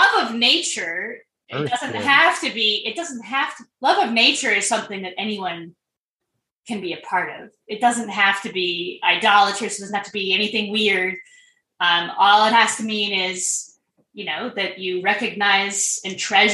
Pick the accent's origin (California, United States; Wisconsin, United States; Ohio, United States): California, United States; I come from California